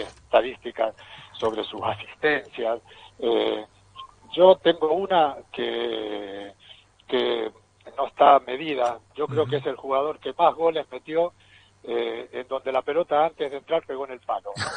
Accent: Argentina; moved away; Yo soy del pueblo de Nega.

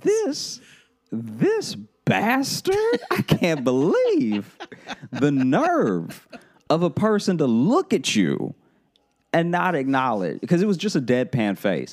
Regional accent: Louisiana, United States; we're all from Louisiana

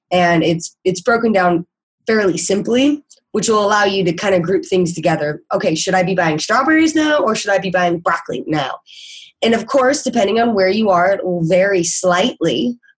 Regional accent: Midwest, United States; me growing up in the Midwest, I've always had a pretty good idea of like when things grow.

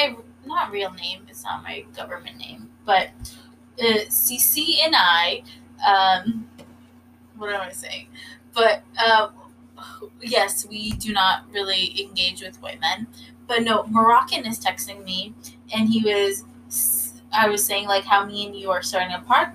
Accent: Northern Virginia, United States; now in New York, United States; I am originally from Northern Virginia. That's why I do not have a Northern accent. I do not have a Southern accent

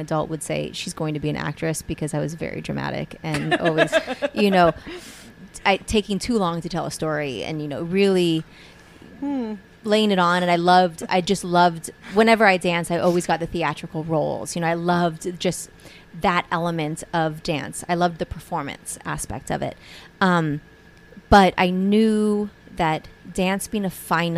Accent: Hawaii, United States; we're from Hawaii.

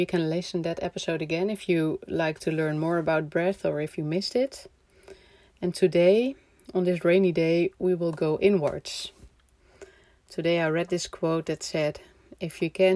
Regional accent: Amsterdam, North Holland, Netherlands; moved away; I'm from Amsterdam, the Netherlands

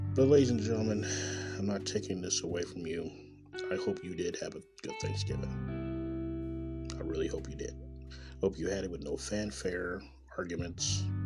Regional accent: Kansas City, Missouri, United States; born or raised there; moved away as an adult; also born or lived in Nebraska

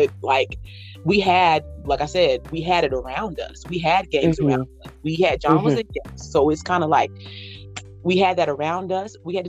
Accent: Leavenworth, Kansas, United States; we grew up in Leavenworth, Kansas, which is right outside of Kansas City

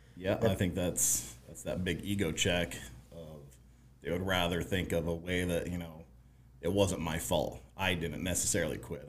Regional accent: Colorado, United States; I grew up in Colorado, kind of a hippie

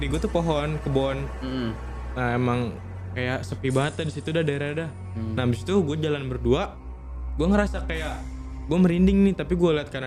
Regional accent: East Nusa Tenggara, Indonesia; gue kan kampung gue kan emang terpencil lah Nusa Tenggara Timur

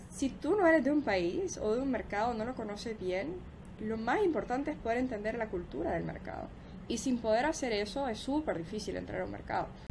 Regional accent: El Salvador; also born or lived in United States; now in Miami, United States; yo soy de El Salvador, yo crecí en El Salvador y yo crecí hablando dos idiomas.

